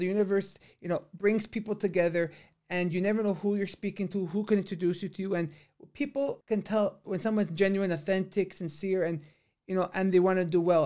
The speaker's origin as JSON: {"language": "English", "town": "Vaughan", "region": "Ontario", "country": "Canada", "tie": "born or raised there", "said": "growing up in Vaughan has been a blessing of my life."}